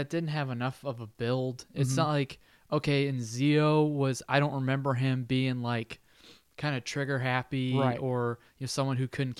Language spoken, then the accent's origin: English; Australia; I'm Australian, mate.